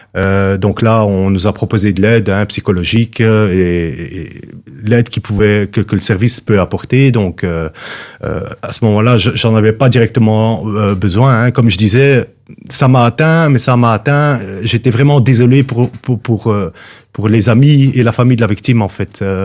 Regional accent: Brussels, Brussels-Capital Region, Belgium; j'ai grandi à Bruxelles.

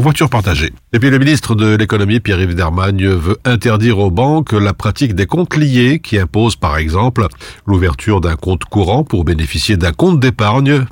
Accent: Belgium; chez nous à Dessel

